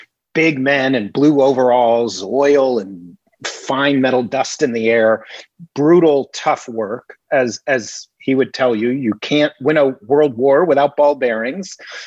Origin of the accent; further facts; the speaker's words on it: New York City, New York, United States; I grew up in Greenwich Village, New York, in all artist housing.